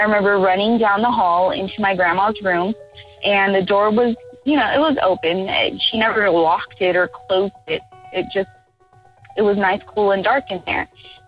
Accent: Miami, Florida, United States; now in Austin, United States; We're originally from Florida, Miami, Florida

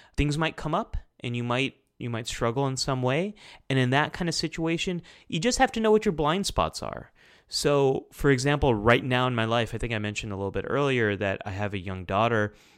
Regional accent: United States; I'm Pakistani American. Like, I was born and raised here, but, like, part of my family goes back to Pakistan.

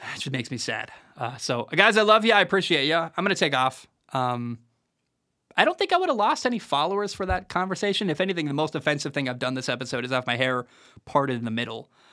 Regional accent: Portland, Oregon, United States; moved away; I grew up in Portland, Oregon

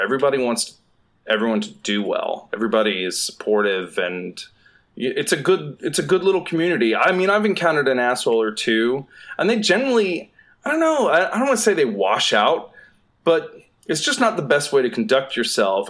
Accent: Southeast, United States; moved away as an adult; now in Los Angeles, United States; I'm from the Southeast

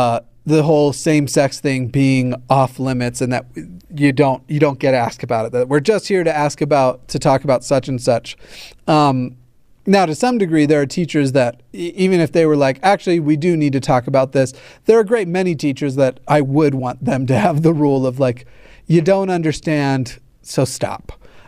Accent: South Carolina, United States; I'm from South Carolina, and we weren't even allowed to ask about same-sex relationships.

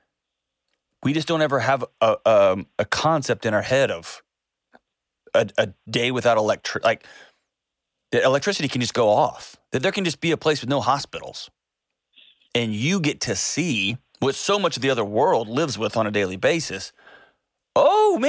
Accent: Houston, Texas, United States; I grew up in Houston

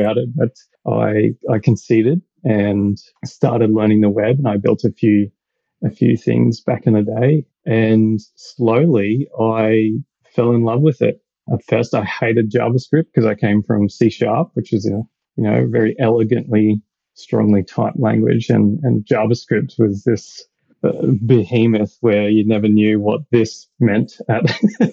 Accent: Australia; accent: Australian; also born or lived in Brisbane, Australia; as you can probably tell by my accent, I'm Australian

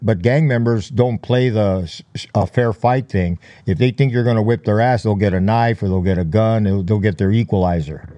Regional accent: Los Angeles, California, United States; I was born in East L A, b, uh, raised in, uh, the Boyle Heights area, very notorious area, uh, east of downtown Los Angeles

